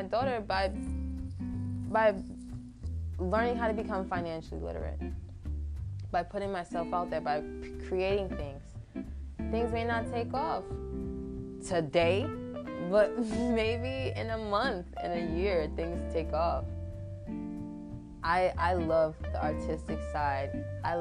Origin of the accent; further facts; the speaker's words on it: New York, United States; I'm also from New York